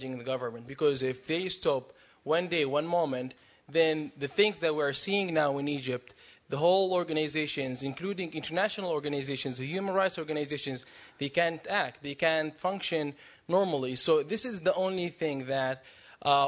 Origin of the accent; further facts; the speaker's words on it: Jordan; I'm from Jordan.